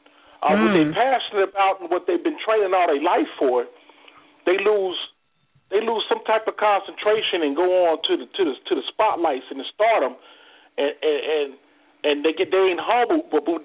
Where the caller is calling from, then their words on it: Cincinnati, Ohio, United States; from Cincinnati.